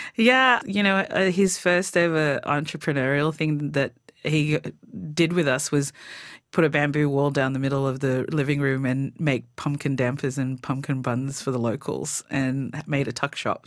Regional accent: Torres Strait, Queensland, Australia; moved away; growing up in the Torres Strait is just amazing to be able to live on a tropical island.

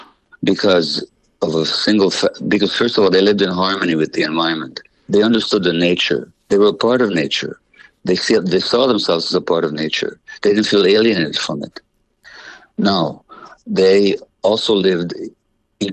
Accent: Budapest, Hungary; I was born in January 1944 in Budapest, Hungary, to Jewish parents

